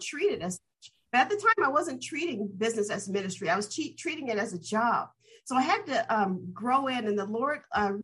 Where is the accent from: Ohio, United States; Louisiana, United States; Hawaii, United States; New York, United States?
Ohio, United States; Dayton; moved away as an adult; also born or lived in Berkeley, California; my hometown of Dayton, Ohio, and growing up in my uncle's church